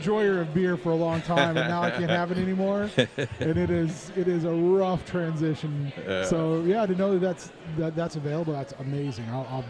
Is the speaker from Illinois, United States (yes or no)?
no; Southeast Kansas, United States; I grew up in Southeast Kansas